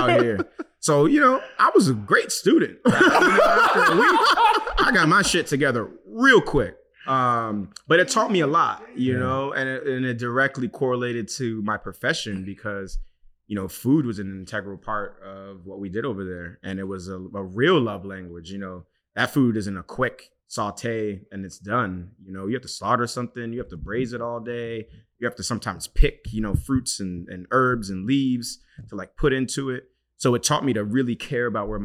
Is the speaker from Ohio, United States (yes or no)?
no; New York City, New York, United States; also born or lived in Nigeria; I was young and I grew up in the South Bronx